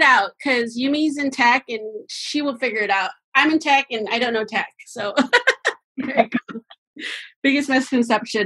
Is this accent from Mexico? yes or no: yes; Mexico; moved away; I'm from Mexico